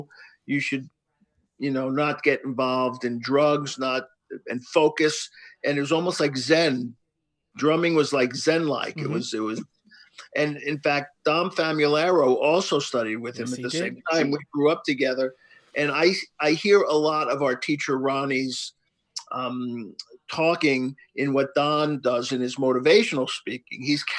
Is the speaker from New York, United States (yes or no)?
yes; Long Island, New York, United States; I grew up in Long Island, New York.